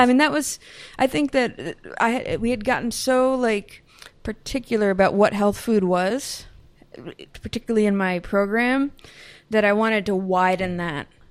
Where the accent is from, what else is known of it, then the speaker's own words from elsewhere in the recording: Northeast, United States; also born or lived in Berkeley, California; now in Burlington, Vermont, United States; growing up in the Northeast